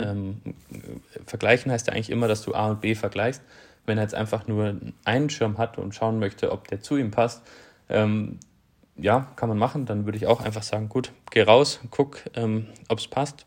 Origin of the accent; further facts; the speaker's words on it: Southern Germany, Germany; moved away as an adult; grundsätzlich bin ich in Süddeutschland aufgewachsen